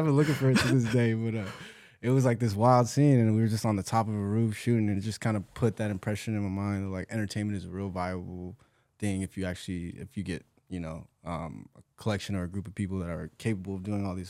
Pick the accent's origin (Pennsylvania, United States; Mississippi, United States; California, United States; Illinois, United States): California, United States; So I'm from Orange County. I was born and raised out there. Black and Mexican dude. Mom's Latina from Michoacan, Mexico. My dad is from Jersey.